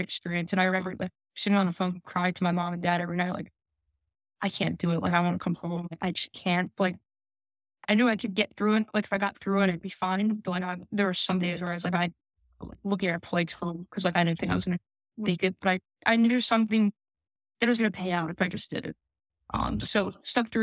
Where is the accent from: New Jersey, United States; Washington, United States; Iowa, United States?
New Jersey, United States; moved away as an adult; also born or lived in Philadelphia / Los Angeles; growing up in South Jersey, went to school in Philadelphia, 30, 40 minutes away